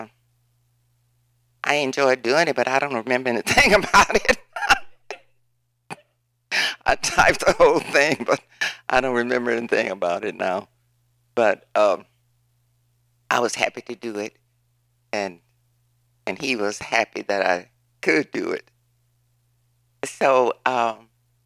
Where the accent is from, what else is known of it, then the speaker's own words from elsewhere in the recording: Oklahoma, United States; moved away as an adult; I am from Oklahoma